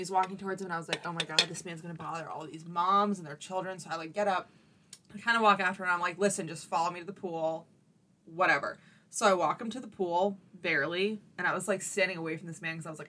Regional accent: Boston, Massachusetts, United States; Yeah, I'm like, sir, I am from Boston.

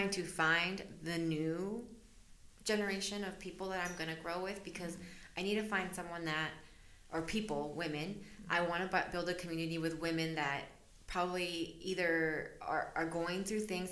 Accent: El Salvador; now in United States; I was born in El Salvador. And so my parents are immigrants as well.

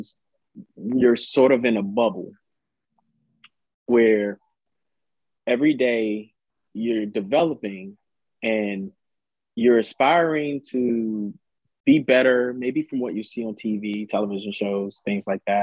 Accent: Washington, District of Columbia, United States; I grew up in Washington, D.C., lived there most of my life as a youth in Southeast.

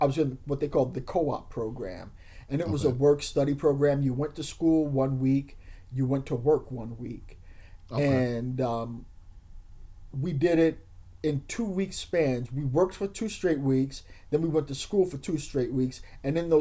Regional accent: New York City, New York, United States; a kid growing up in East Harlem

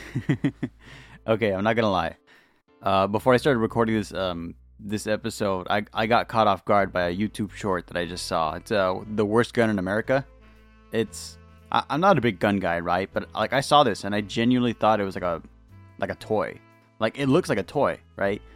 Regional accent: California, United States; I'm from California

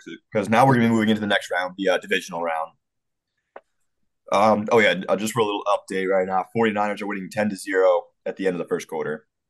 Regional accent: New England, United States; we're all from New England.

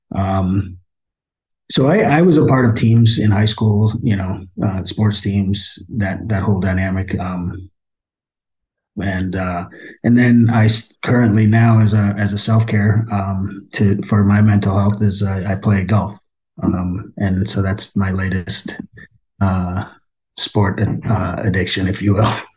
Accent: Poughkeepsie, New York, United States; I was born in Poughkeepsie, New York

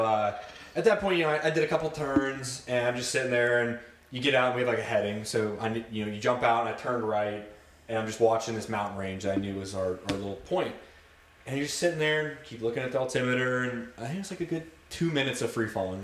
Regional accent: Lewis Center, Ohio, United States; also born or lived in Cleveland, Ohio / Westerville, Ohio; from Ohio, Cleveland born. Uh, lived up there first few years of my life, and then uh, moved down to Westerville, Ohio, um, and then pretty much spent the rest of the time growing up Lewis Center area

